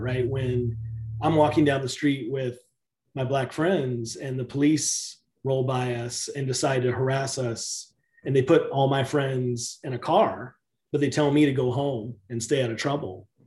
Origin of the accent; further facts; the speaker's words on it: the South, United States; I grew up in the South in the in a predominantly African American community